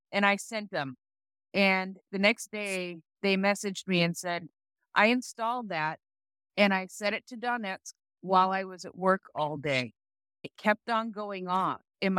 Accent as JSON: {"language": "English", "country": "Canada"}